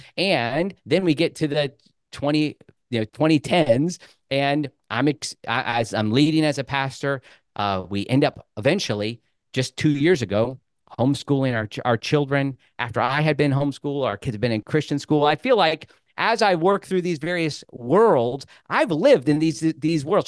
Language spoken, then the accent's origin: English; Rushville, Indiana, United States; also born or lived in Bloomington, Indiana; I was born in Rushville